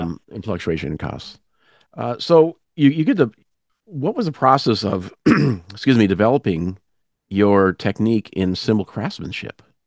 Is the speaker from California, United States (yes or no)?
no; Minnesota, United States; I'm from Minnesota